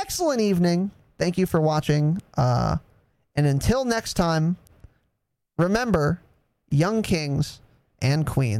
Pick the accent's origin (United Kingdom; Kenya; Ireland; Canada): Ireland; Now, I am an Irishman. Through and through.